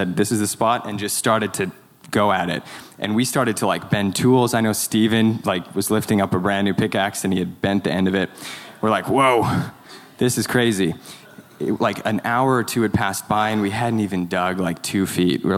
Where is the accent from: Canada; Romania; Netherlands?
Canada; I'm not an American citizen. I'm a Canadian citizen.